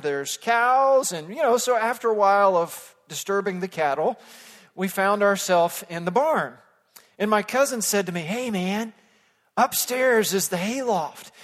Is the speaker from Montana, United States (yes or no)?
no; Fort Worth, Texas, United States; moved away as an adult; also born or lived in South Africa; Growing up in suburban Fort Worth, Texas